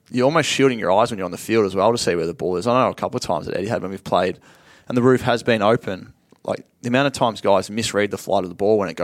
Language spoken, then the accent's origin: English; Sale, Victoria, Australia; I was from Sale and it was very hard for me to get to Canberra.